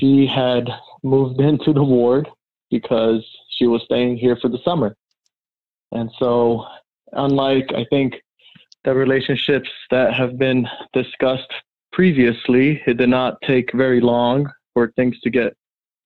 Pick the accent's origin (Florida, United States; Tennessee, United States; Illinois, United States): Florida, United States; Miami; also born or lived in Brazil; I was born in Brazil and I grew up in Miami, Florida